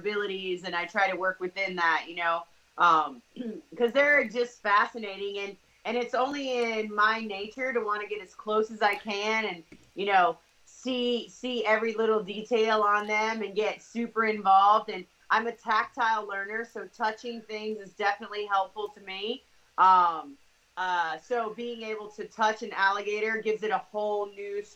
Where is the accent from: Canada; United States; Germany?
United States; the South; I grew up in the South